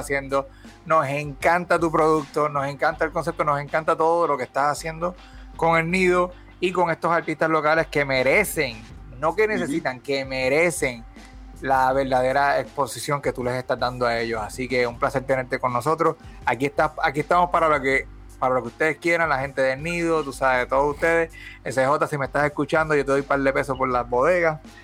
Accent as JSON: {"language": "Spanish", "country": "Puerto Rico", "said": "cuando salimos de Puerto Rico"}